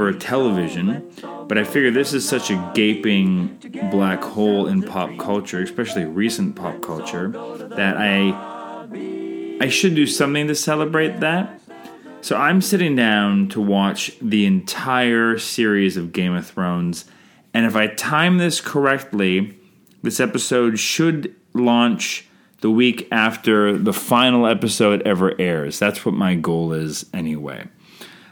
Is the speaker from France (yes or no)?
no; Canada; I'm Canadian filmmaker